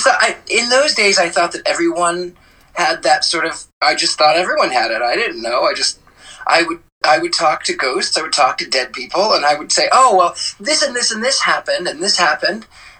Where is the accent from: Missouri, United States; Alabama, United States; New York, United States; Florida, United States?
Missouri, United States; I grew up in Missouri, in the Midwest, right in the where the four states meet: Kansas, Arkansas, Oklahoma, and Missouri. Right there where they all connect.